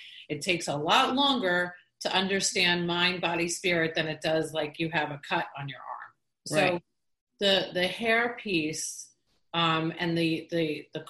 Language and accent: English; Omaha, Nebraska, United States; accent: Omaha; my Omaha accent